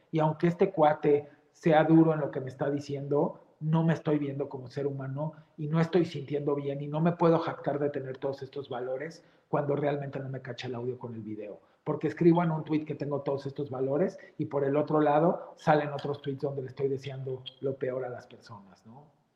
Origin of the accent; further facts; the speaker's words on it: Mexico; todos somos mexicanos donde estemos